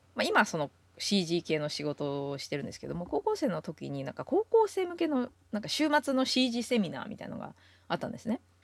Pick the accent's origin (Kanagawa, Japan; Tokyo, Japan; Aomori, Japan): Tokyo, Japan; moved away as an adult; now in United States; 東京の大田区出身